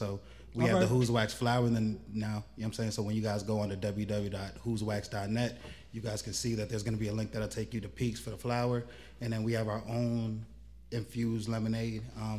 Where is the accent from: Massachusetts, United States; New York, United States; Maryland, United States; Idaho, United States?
Maryland, United States; Silver Spring; moved away as an adult; also born or lived in Prince George's County, Maryland; now in New Jersey, United States; originally, I'm from Silver Spring, Maryland, by way of Hinesville, Maryland. I moved out to New Jersey in about 2011